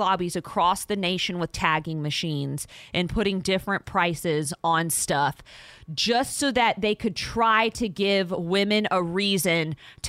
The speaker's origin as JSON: {"language": "English", "region": "Texas", "country": "United States", "said": "Now, a lot of it is just your regional dialect, but we're from Texas, okay? So we say a lot of things right or wrong to some people. We also have a lot of, I feel like we have a lot of Cajuns here in the Houston area"}